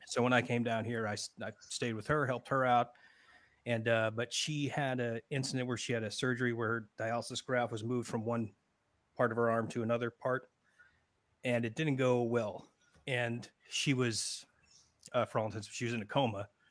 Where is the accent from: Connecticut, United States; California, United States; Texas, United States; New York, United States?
Connecticut, United States; moved away as an adult; now in Florida, United States; I'm from Connecticut originally. I've been in Florida, uh, boy, going on seventeen years now